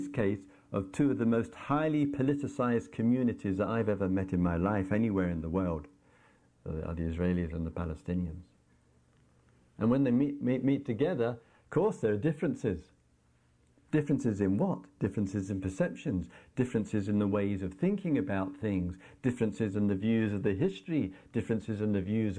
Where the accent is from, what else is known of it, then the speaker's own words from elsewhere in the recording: England, United Kingdom; we carry the label, oh, I am English, and then we have to go through this pathetic, trivial little ritual of walking through immigration